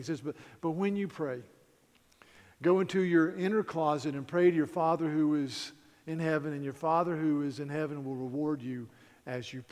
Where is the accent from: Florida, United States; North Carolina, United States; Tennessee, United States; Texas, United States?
North Carolina, United States; near Mount Pilot; it's about a small town in North Carolina, very close to Mount Pilot, and I could see Mount Pilot from my front door. So I grew up in Mayberry, basically.